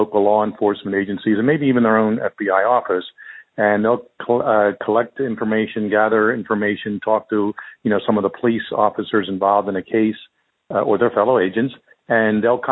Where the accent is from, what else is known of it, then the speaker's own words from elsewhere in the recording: Philadelphia, Pennsylvania, United States; I grew up in Philadelphia